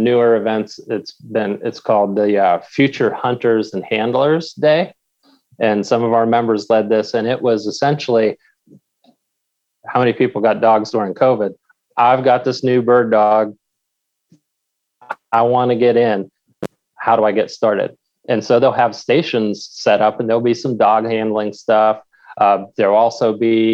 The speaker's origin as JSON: {"language": "English", "region": "Pennsylvania", "country": "United States", "said": "my home state of Pennsylvania"}